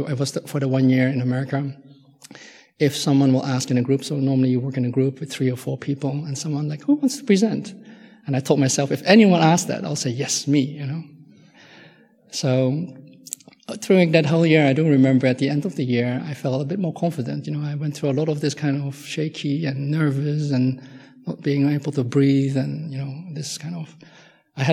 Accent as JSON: {"language": "English", "country": "Netherlands", "tie": "born or raised there", "second_language": "English", "moved": "as an adult", "said": "I'm Dutch, and I grew up in Holland"}